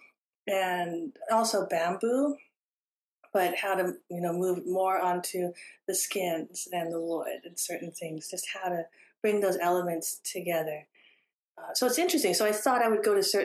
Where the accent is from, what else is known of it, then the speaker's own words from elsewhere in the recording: Houston, Texas, United States; also born or lived in California; I grew up in Houston going to the opera with her because my mother loved opera